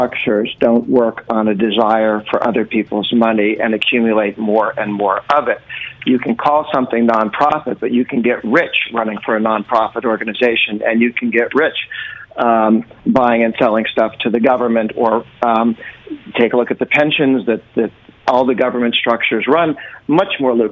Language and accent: English; Massachusetts, United States; I'm actually from Massachusetts